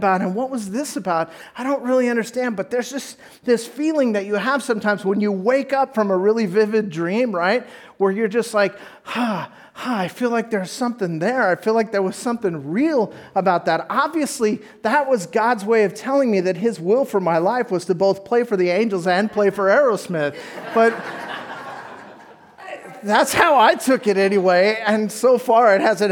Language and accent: English; Orange County, California, United States; I was raised in Orange County